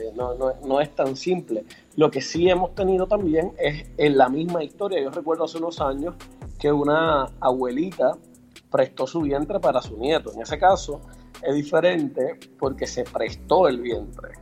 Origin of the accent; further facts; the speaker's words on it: Puerto Rico; nosotros como puertorriqueños